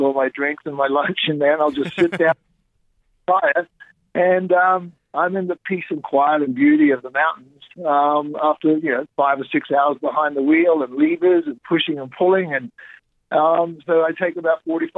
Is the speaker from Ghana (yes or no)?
no; Great Barrier Reef, Queensland, Australia; moved away; as a kid growing up on the Great Barrier Reef, riding horses bareback on the beach when I grew up, learning how to go in outback of Australia